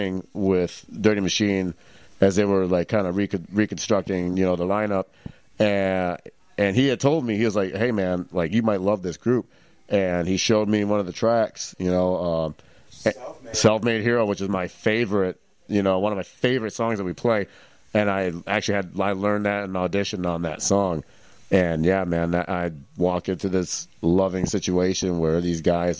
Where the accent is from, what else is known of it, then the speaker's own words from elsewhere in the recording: Michigan, United States; I grew up in Michigan